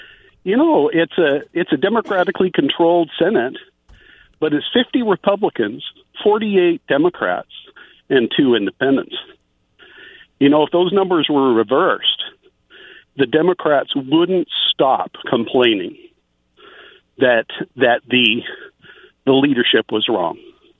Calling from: Benton City, Washington, United States; from Benton City.

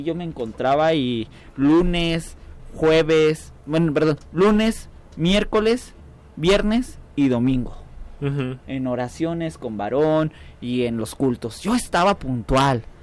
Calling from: San José de Ayala, Mexico; Sí, buenas noches, Radio Esperanza. Buenas noches, hermanos. Que Dios les bendiga. … de San José de Ayala.

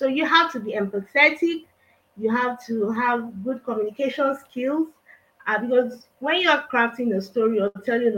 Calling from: Nigeria; I'm talking from Nigeria.

